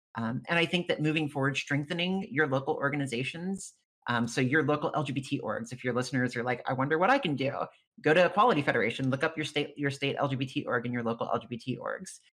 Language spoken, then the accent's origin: English; rural Louisiana, United States; I come from a very rural Louisiana county parish is what they call them in louisiana